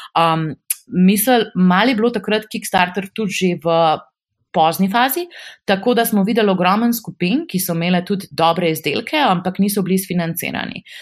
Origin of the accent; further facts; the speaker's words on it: Slovenia; also born or lived in Amsterdam, Netherlands / Belgium; smo Slovenci tako kar um, zelo proaktivni